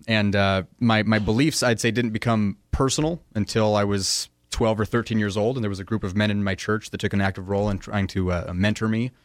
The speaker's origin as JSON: {"language": "English", "country": "United States", "said": "as a American in the twenty-first century"}